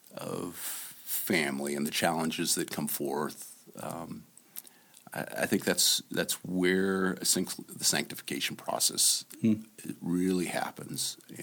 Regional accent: Arizona, United States; And we're from Arizona

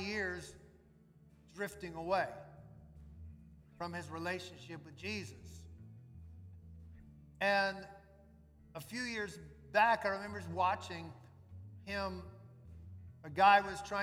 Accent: New Orleans, Louisiana, United States; When Suzette and I were growing up in New Orleans

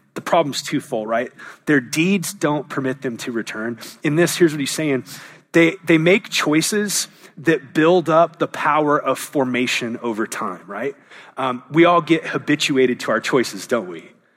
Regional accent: Southern California, United States; also born or lived in Anaheim / San Diego / Orange County; I, I was raised in Southern California, was born in Anaheim, lived in San Diego, moved to Orange County.

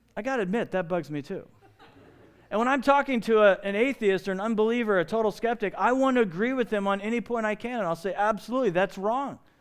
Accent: Evansville, Indiana, United States; now in Phoenix, United States; I was raised in Evansville, Indiana, on the Ohio River

